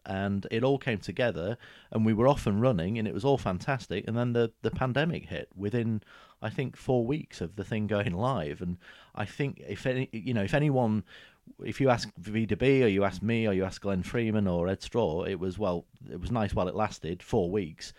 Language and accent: English; the north of England, United Kingdom; moved away as an adult; now in Huntingdon, United Kingdom; a fully fledged northerner for many years